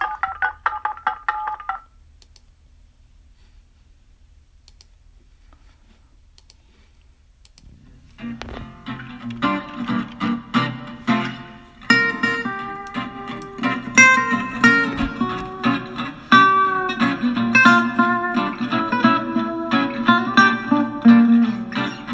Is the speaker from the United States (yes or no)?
yes; Texas, United States; moved away as an adult; now in North Carolina, United States; I'm originally from Texas, and then I moved to North Carolina in 2003